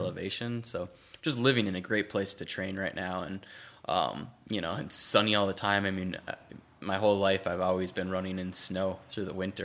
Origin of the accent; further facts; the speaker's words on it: Wisconsin, United States; moved away; I grew up doing it in Wisconsin